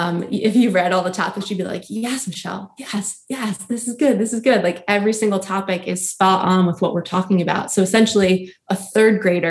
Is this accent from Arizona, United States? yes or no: no; New Jersey, United States; we grew up in New Jersey